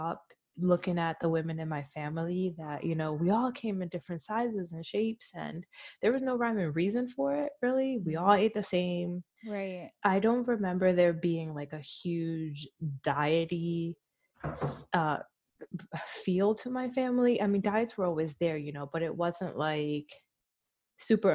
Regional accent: Philadelphia, Pennsylvania, United States; I grew up in Philly, so I grew up in a very

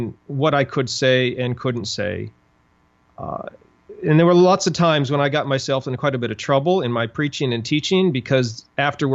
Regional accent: Montana, United States; moved away as an adult; also born or lived in Dallas, Texas; I grew up in Montana

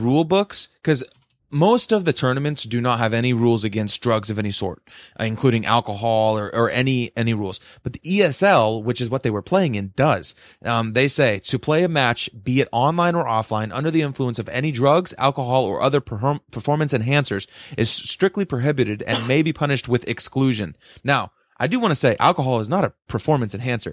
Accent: United States; we're we're from America

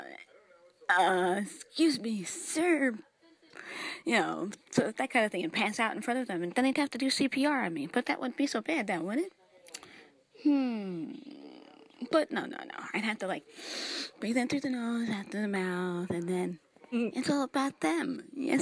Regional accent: New York, United States; I'm from New York

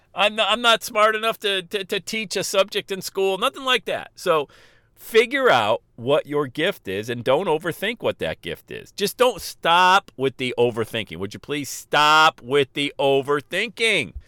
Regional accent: Buffalo, New York, United States; now in Cincinnati, United States; where I grew up in Buffalo, New York.

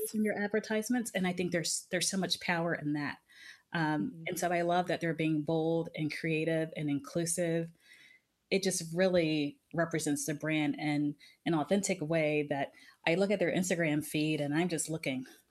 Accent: United States; I was from the United States

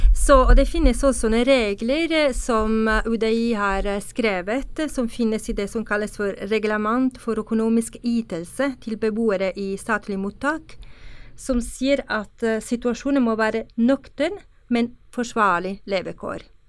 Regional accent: Italy; Norwegian is a second language; now in Norway; jeg kommer fra Italia

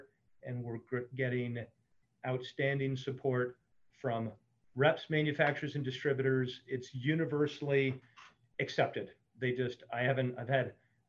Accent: New Jersey, United States; I grew up in New Jersey catching blowfish

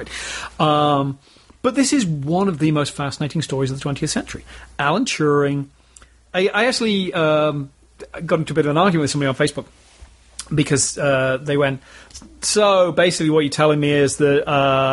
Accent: United Kingdom; I am British

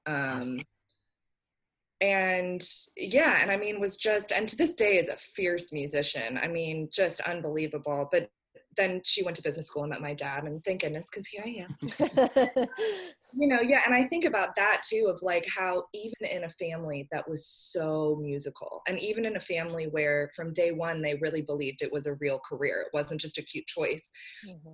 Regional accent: just outside of San Francisco, California, United States; now in Nashville, United States; I grew up uh, just outside of San Francisco

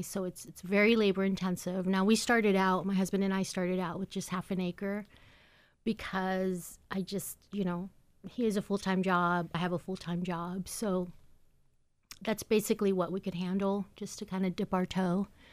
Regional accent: Seattle, Washington, United States; moved away; I grew up in Seattle, Washington.

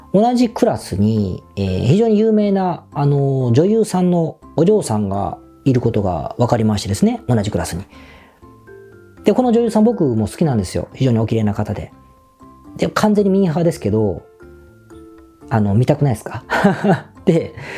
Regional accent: Osaka, Japan; now in Tokyo, Japan; 僕は大阪出身なので

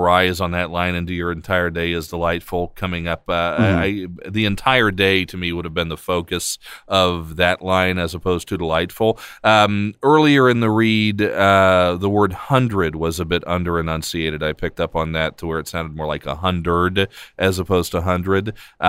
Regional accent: United States

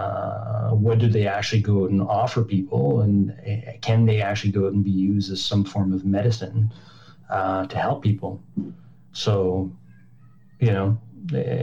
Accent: Montreal, Quebec, Canada; I'm from Montreal

